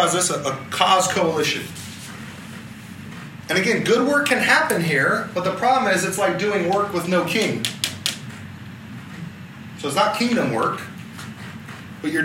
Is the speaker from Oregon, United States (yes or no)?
no; Southern California, United States; now in El Dorado Hills, United States; I come from SoCal for a large part of my life